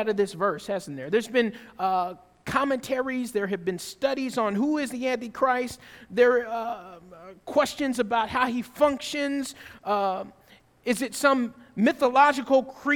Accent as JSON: {"language": "English", "region": "the South", "country": "United States", "tie": "born or raised there", "said": "I grew up in the South"}